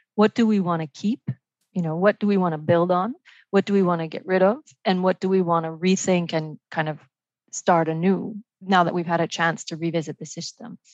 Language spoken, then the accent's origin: English; Montreal, Quebec, Canada; also born or lived in Vancouver, Canada; now in Paris, France; I live uh, in Paris and work at the OECD, uh, but I'm originally Canadian from uh, Montreal and close to Vancouver